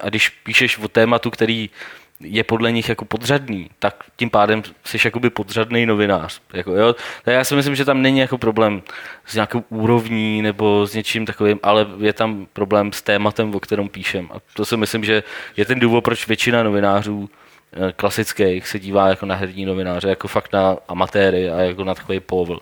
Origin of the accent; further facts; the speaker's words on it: Domašín, Central Bohemian Region, Czechia; jsem z domašína